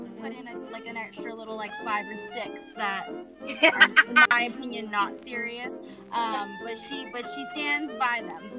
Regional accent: the Bay Area, California, United States; we're from the Bay

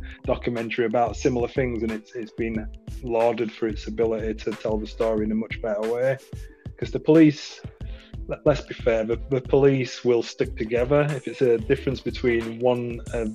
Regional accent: United Kingdom; we are British citizens, and this is our home. There is no alternative place for us to exist. Born here, raised here

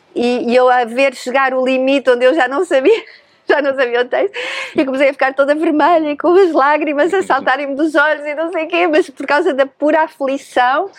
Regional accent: Lisbon, Portugal; moved away as an adult; also born or lived in Vienna, Austria / Paris, France; Nasci em Lisboa, Uhum. Mas rapidamente eh, fui para a Áustria, para Viena, onde moravam os meus pais

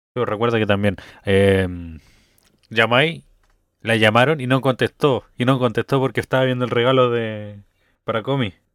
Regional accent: Rancagua, O'Higgins, Chile; Yo soy de Rancagua

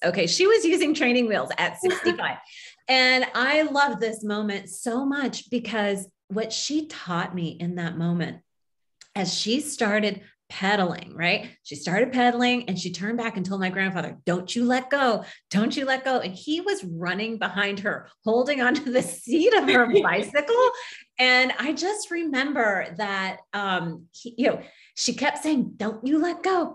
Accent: Kansas, United States; moved away as an adult; also born or lived in Tokyo, Japan; I grew up in Kansas, um, a Kansas girl, small town

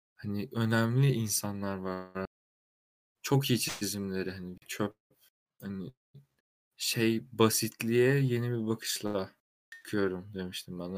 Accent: Sakarya, Turkey; now in Istanbul, Turkey; Sakarya doğumluyum

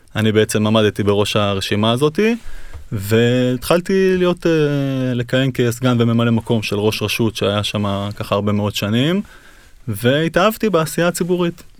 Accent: Kfar Tavor, Northern District, Israel; אני נולדתי בכפר תבור, גדלתי שם

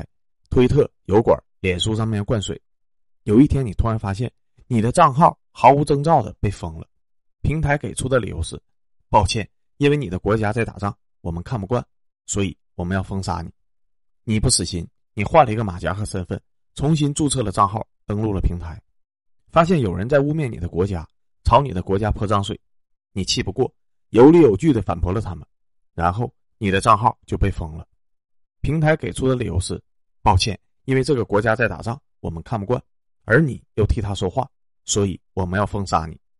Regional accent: China; 正因为俄罗斯在我们面前踩了雷，所以作为中国人的我们才幡然醒悟

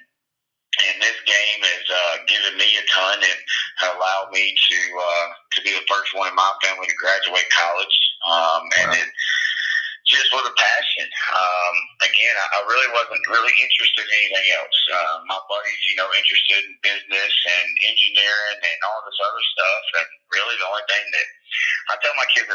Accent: Dallas, Georgia, United States; moved away as an adult; also born or lived in Maryville, Tennessee / Carrollton, Georgia; I'm from Paulding County, Dallas, Georgia. I played high school football there, and my whole family still lives there for the most part, so I'm scattered out just a little bit, but that's home

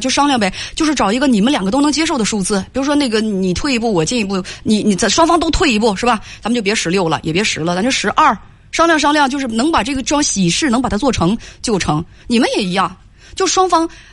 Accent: Northeast China, China; 我生在那个， 那个东北嘛

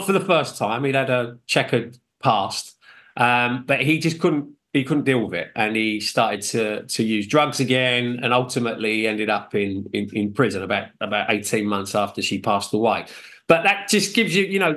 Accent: United Kingdom; I'm British, but of Irish descent.

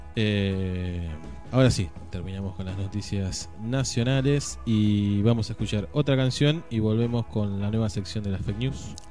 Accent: Argentina

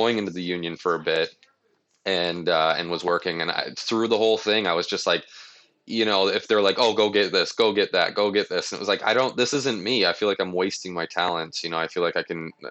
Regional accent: Burlington, Ontario, Canada; moved away as an adult; now in United States; I was born in Burlington, Ontario. So that's essentially where, I come from

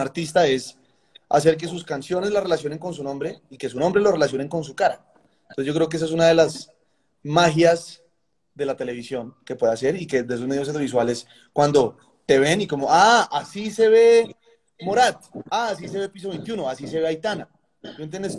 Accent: Colombia

